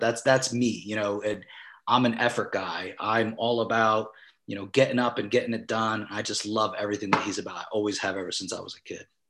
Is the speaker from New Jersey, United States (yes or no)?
yes; Vineland, New Jersey, United States; also born or lived in Mount Laurel, New Jersey / Cherry Hill, New Jersey / Philadelphia / California; I was born and raised in Vineland, New Jersey. I reside here right now